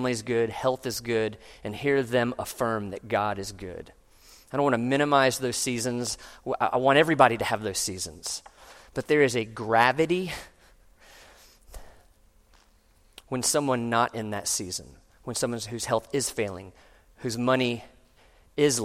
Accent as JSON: {"language": "English", "town": "Orlando", "region": "Florida", "country": "United States", "tie": "born or raised there", "said": "when I was growing up in Orlando"}